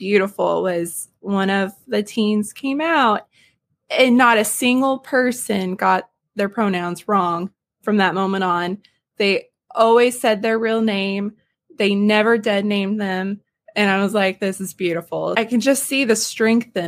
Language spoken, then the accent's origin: English; the South, United States; I'm from the South.